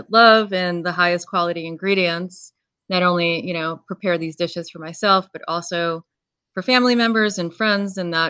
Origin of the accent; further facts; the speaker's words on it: New York, United States; I'm from New York.